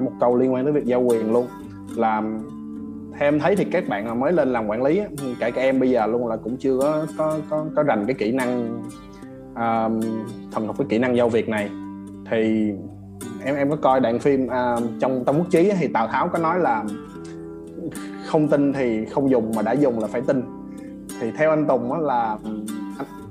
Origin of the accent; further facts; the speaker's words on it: Vietnam; mình là người Việt Nam mình là người châu Á nè